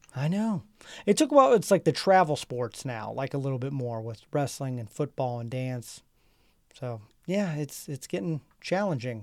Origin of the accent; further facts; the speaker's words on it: Nebraska, United States; we're from Nebraska